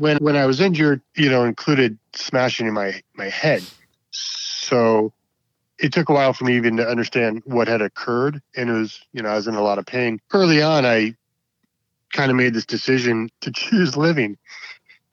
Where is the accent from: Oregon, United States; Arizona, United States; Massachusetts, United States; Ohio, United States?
Arizona, United States; Paradise Valley; now in Alameda County, United States; I'm from Arizona. I'm from a suburb of Phoenix, a little town called Paradise Valley